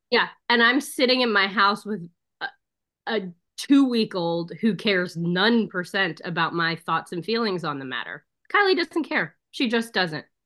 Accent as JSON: {"language": "English", "region": "Missouri", "country": "United States", "said": "I'm from Missouri."}